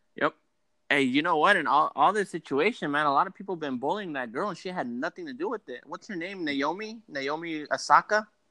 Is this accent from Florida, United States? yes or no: no; the Peninsula, Bay Area, California, United States; we're on the peninsula. We are on the other side of the Bay Area